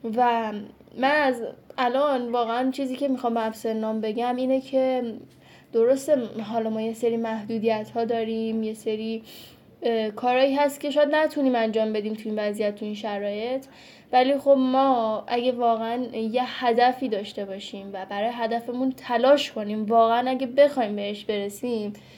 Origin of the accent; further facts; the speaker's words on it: Afghanistan; now in Iran; اهل افغانستان هستم